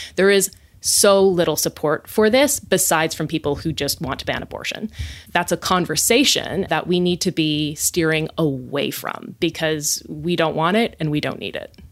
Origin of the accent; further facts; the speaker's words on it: West Coast, United States; I hail from the West Coast.